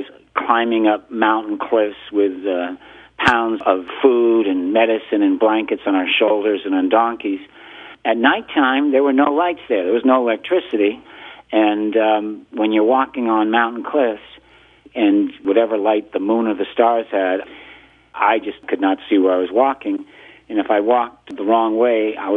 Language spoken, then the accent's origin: English; Greenwich, Connecticut, United States; I was born in 1950 in Greenwich, Connecticut, and I went to elementary school there